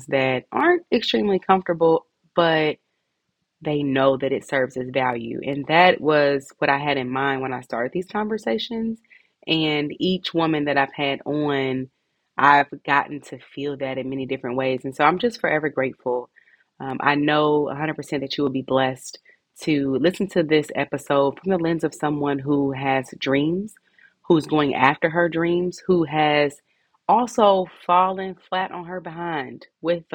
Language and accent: English; Indianapolis, Indiana, United States; right here in my hometown, Indianapolis